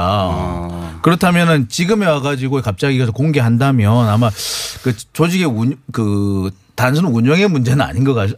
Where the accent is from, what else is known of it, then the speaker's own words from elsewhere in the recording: Busan, South Korea; 제가 부산 출신이고 제 가족들 다 부산, 경남, 대구, 경북 다 사세요.